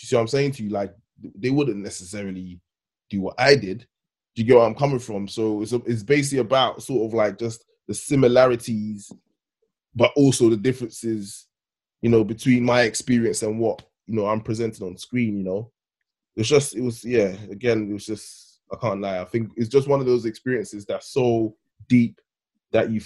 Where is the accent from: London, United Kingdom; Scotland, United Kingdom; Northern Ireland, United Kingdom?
London, United Kingdom; also born or lived in Ghana; I grew up in Thamesmead, which is basically Nigeria, and I'm from Ghana